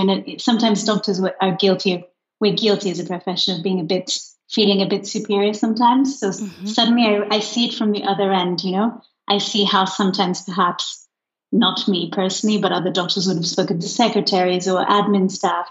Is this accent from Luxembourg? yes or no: yes; Luxembourg; moved away as an adult; I grew up in Luxembourg